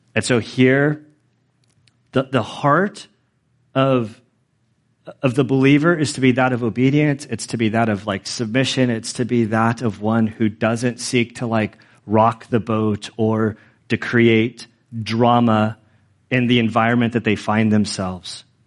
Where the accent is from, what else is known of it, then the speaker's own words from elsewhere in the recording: United States; as American citizens, as American citizens who are Christians